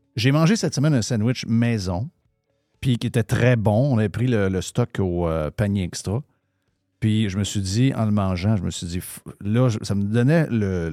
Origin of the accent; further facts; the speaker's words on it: Saguenay, Quebec, Canada; je viens du Saguenay